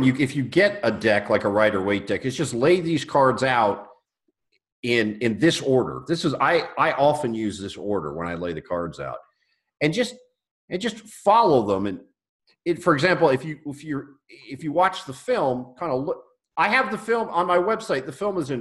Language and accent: English; United States; as an American